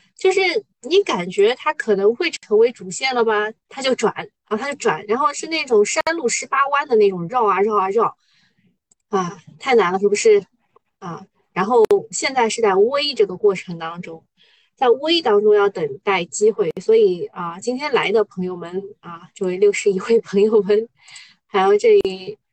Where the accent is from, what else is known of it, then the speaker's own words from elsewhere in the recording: Shanghai, China; 做上海人